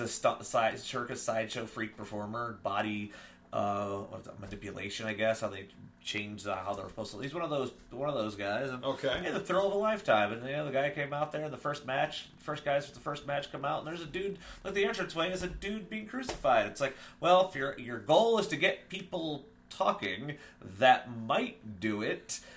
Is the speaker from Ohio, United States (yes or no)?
yes; Akron, Ohio, United States; I'm from Akron